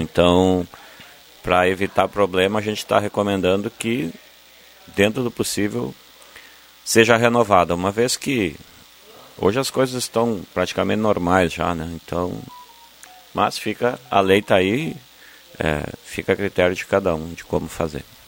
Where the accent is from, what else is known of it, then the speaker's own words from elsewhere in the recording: Ibarama, Rio Grande do Sul, Brazil; frequentava muito a igreja lá no interior de, de Ibarama, sou aqui do interior de Sobradinho, Ibarama